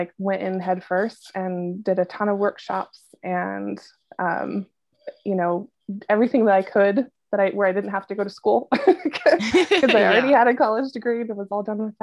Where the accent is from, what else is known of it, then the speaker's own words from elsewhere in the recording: Washington, United States; moved away; I grew up in Washington, so this is like home base for me